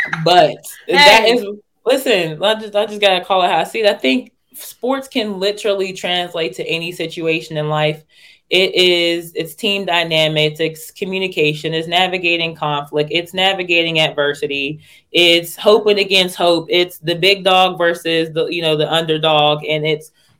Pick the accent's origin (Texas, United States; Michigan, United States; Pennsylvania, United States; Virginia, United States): Pennsylvania, United States; Pittsburgh; I'm originally from Pittsburgh, Pennsylvania.